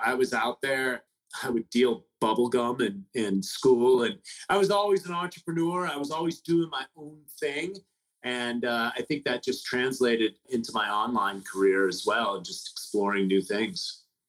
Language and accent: English; San Francisco, California, United States; I grew up in the Haight Ashbury in the 60s.